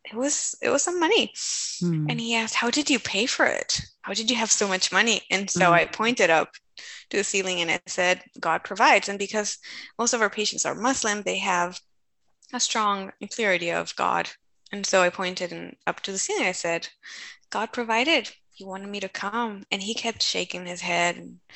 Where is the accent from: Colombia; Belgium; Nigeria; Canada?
Colombia; And so I told him, I come from Colombia, South America.